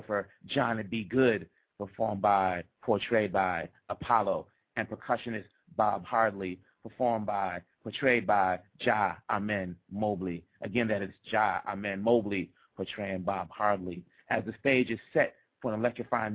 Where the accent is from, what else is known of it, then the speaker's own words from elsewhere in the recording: Kinshasa, DR Congo; moved away; I'm from the Democratic Republic of the Congo, born in Kinshasa.